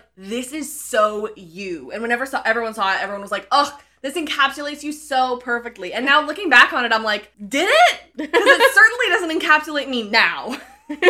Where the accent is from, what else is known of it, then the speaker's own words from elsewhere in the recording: near Lacombe, Alberta, Canada; Lacombe, which was, like, I want to say, like, probably less than half an hour drive away from my hometown.